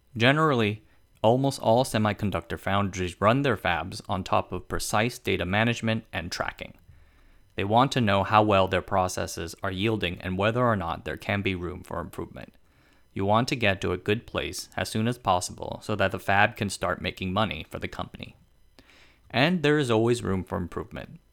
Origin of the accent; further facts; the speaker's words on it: Tainan, Taiwan; my hometown of Tainan.